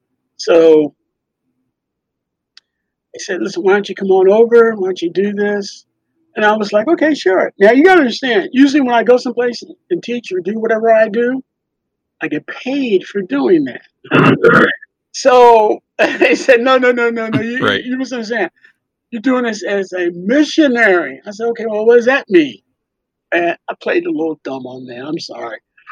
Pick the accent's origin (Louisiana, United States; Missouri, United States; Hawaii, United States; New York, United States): New York, United States; born there; now in Philadelphia, United States; There were some technical difficulties in finding my birth certificate because I was born in New York. Wasn't here in Philly.